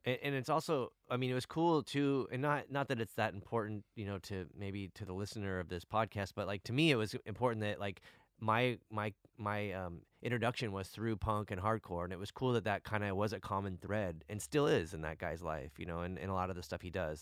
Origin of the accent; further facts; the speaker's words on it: San Diego, California, United States; we're from San Diego